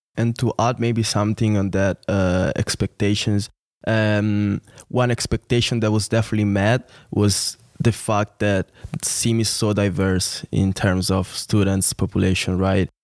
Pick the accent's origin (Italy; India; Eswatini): Italy; near Milan, Lombardy; moved away as an adult; also born or lived in Venice; now in St. Gallen, Switzerland; I'm from Italy. Was born and raised there, city uh, not away from Milan